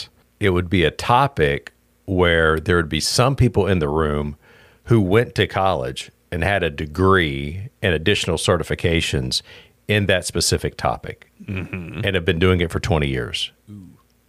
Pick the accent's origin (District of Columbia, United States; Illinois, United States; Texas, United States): Texas, United States; Pasadena; also born or lived in South Houston; because I grew up in Pasadena, Texas.